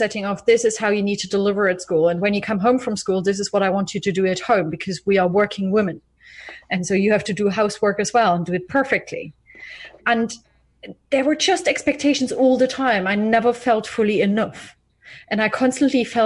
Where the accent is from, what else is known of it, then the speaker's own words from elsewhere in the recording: East Germany, Germany; I was born in East Germany, actually, in the 80s, in the early 80s